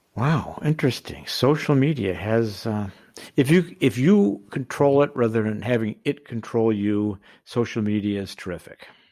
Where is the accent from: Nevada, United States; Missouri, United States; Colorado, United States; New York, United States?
Colorado, United States; I'm from Colorado